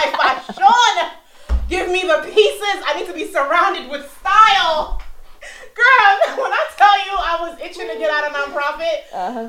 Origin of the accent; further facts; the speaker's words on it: Brooklyn, New York, United States; also born or lived in Queens; raised in the States and lived in Brooklyn, then moved to Queens when I was in middle school.